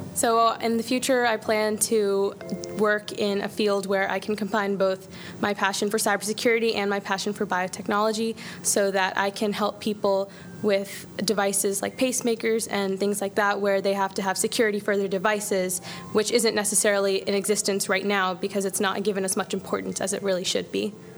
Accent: Herndon, Virginia, United States; I am from Herndon, Virginia

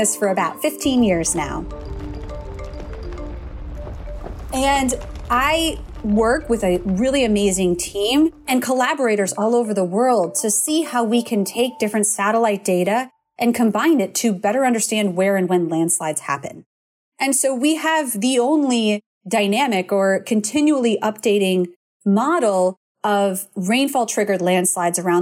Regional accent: Minnesota, United States; I grew up in Minnesota

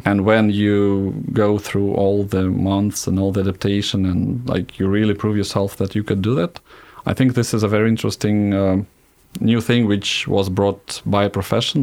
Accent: Zhukovsky, Moscow Oblast, Russia; also born or lived in Smolensk; So we moved to Żukowski right in, when I was one and a half years old.

